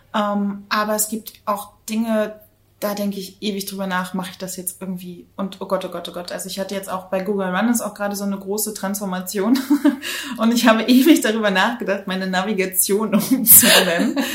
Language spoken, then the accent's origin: German; Rostock, Mecklenburg-Vorpommern, Germany; moved away as an adult; also born or lived in New Zealand / Hamburg / Berlin; Ich komme äh, gebürtig aus Rostock an der Ostsee und ich bin auch absolutes äh, Ostseekind.